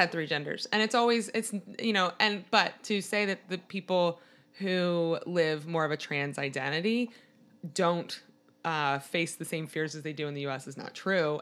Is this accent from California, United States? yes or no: no; Maryland, United States; I'm from Maryland, which is outside of D C